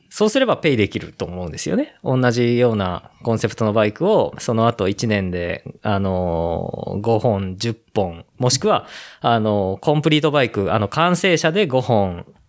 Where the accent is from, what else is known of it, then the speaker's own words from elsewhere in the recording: Ōguchi, Aichi, Japan; 僕と同じ大口町出身の